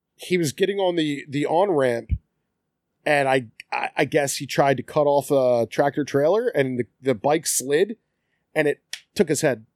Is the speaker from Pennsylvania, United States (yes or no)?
yes; Philadelphia, Pennsylvania, United States; also born or lived in Collingdale; I'm originally from South Philly.